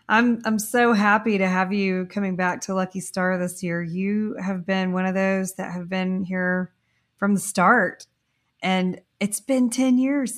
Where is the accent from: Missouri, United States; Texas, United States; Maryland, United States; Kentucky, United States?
Texas, United States; Corpus Christi; I'm from Corpus Christi, and there was a point in my, I was early 20s when I had quit school for like maybe the second time, and I had moved back home to Corpus